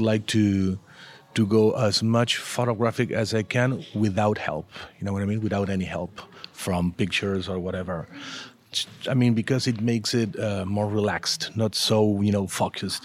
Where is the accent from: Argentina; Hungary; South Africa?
Argentina; first language Spanish; English is a second language; I'm from Argentina. Argentina, and uh, I've been working in the comic book industry for almost 30 years now